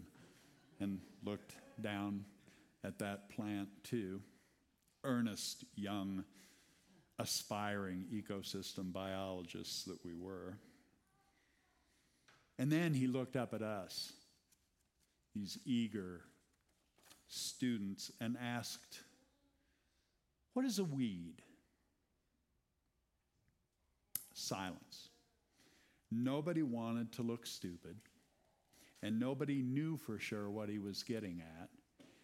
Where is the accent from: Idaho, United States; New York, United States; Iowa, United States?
Iowa, United States; I grew up in Iowa.